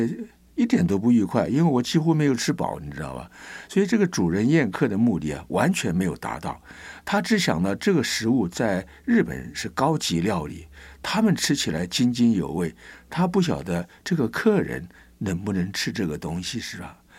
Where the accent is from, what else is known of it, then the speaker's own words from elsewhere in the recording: China; 他认为我们中国人是很粗鲁啊。